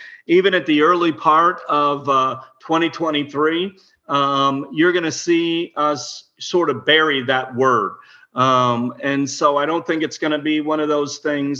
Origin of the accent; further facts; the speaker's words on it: Illinois, United States; I was born in Illinois